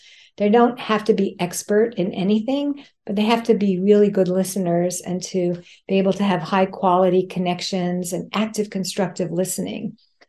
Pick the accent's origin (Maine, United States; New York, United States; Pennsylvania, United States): New York, United States; because I have two speeds as a New Yorker, fast and faster